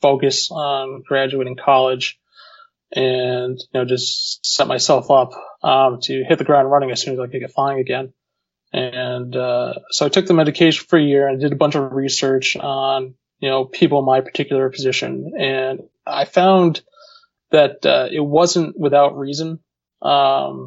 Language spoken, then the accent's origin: English; Connecticut, United States; moved away as an adult; also born or lived in Manchester, New Hampshire; where I grew up in Connecticut, to my primary physician at that time, back home in Connecticut